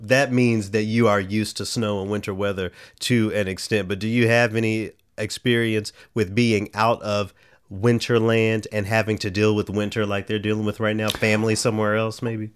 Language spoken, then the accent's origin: English; the South, United States; being a Southerner